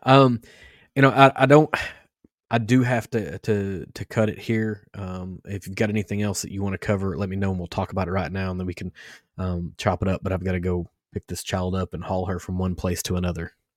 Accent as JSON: {"language": "English", "region": "Kentucky", "country": "United States", "tie": "born or raised there", "said": "growing up in Kentucky"}